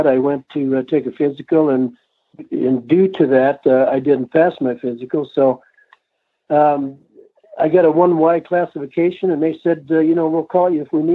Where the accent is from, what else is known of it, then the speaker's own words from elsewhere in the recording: Topeka, Indiana, United States; now in Colorado, United States; I grew up in the Topeka area, a mile north and 2 east of Topeka, on a farm there